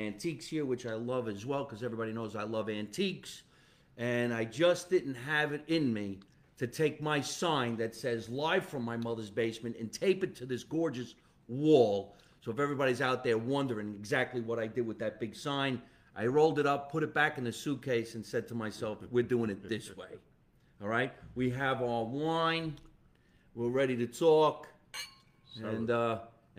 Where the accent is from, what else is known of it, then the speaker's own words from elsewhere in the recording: Jersey City, New Jersey, United States; he grew up where I grew up. In an Italian neighborhood called Jersey City